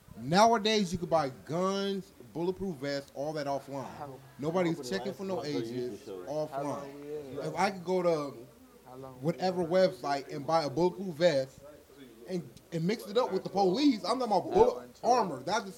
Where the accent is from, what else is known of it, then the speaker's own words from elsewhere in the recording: Colorado, United States; I'm from Colorado, Colorado.